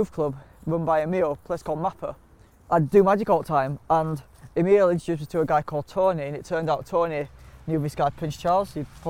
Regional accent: Yorkshire and the Humber, United Kingdom; I think that's one of the good things to come out of growing up on Delphill Estate was that everybody on the estate was a natural hustler.

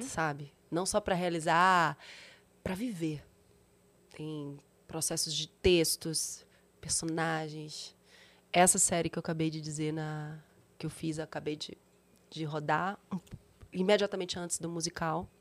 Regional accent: Bahia, Brazil; moved away; sou baiana

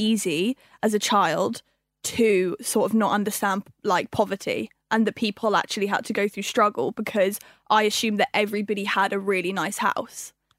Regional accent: London, United Kingdom; I was born in London. Right. Born and raised here.

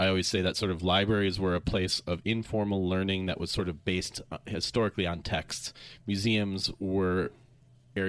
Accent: Minnesota, United States; I'm from Minnesota, the Lutheran three-point sermon

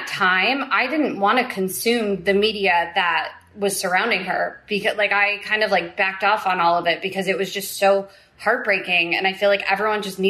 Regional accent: New Jersey, United States; I grew up in New Jersey

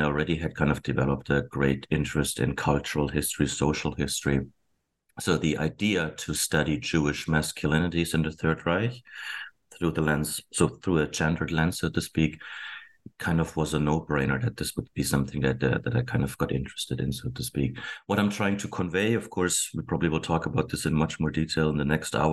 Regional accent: Germany; moved away as an adult; now in Abbotsford, Canada; I was born and raised in Germany.

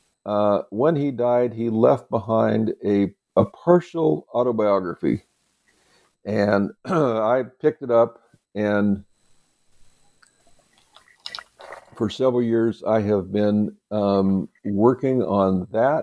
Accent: Oregon, United States; moved away; I'm originally from Oregon, from the state of Oregon

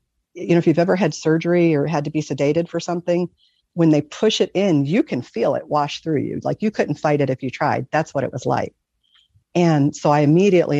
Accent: Michigan, United States; I grew up in Michigan. So, the lakes freeze over. We lived right by Lake Erie.

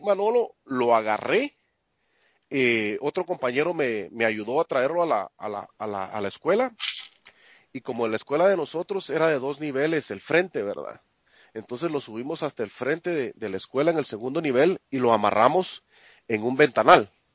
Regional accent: Santa Rosa, Guatemala; moved away as an adult; also born or lived in Guatemala City; now in United States; el pueblo se llama Santa Rosa, el departamento de Santa Rosa

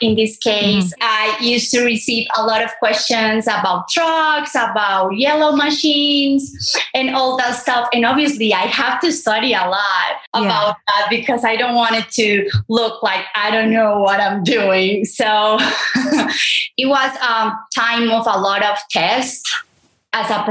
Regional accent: Medellín, Antioquia, Colombia; English is a second language; also born or lived in El Santuario, Antioquia; growing up here in Colombia, so my family came from a small town named Santuario

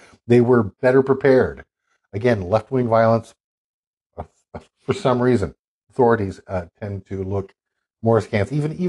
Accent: North Carolina, United States; my senator from my home state, North Carolina, Senator B. Everett Jordan.

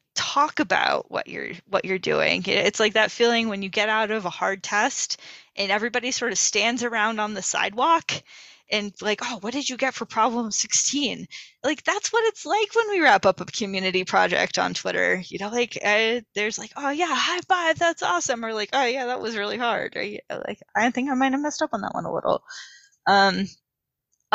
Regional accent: New England, United States; New England.

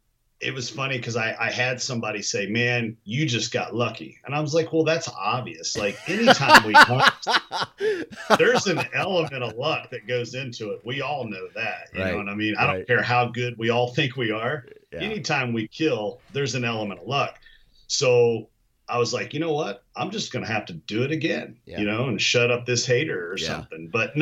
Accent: Kentucky, United States; I'm from Kentucky originally, and I may have grown up and affectionately have a desire for bourbon.

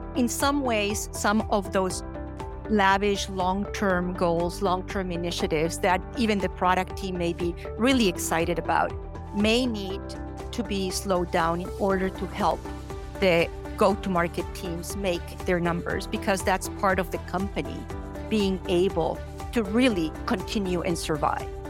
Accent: Colombia; moved away as an adult; now in United States; I'm originally from Colombia

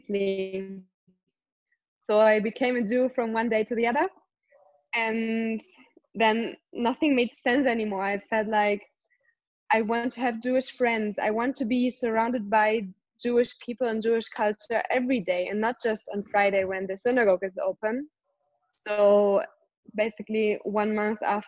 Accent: Germany; moved away as an adult; now in Israel; I'm from Germany originally, now I live in Israel.

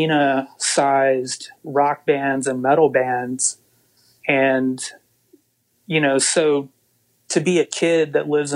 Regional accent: Waynesboro, Mississippi, United States; also born or lived in Hattiesburg, Mississippi; I grew up in Waynesboro, Mississippi, which is a really small place.

